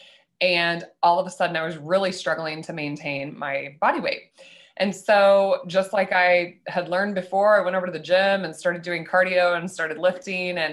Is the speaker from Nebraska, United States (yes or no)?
yes; Nebraska, United States; I grew up in Nebraska as a young girl